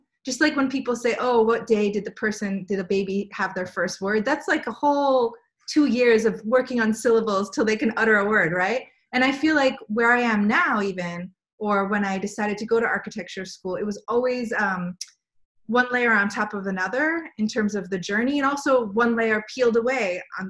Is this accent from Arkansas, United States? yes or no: no; Pennsylvania, United States; I'm one of those people that don't really have a hometown. I grew up, for the most part, outside Philadelphia, in one of those like suburbs, like urban suburbs.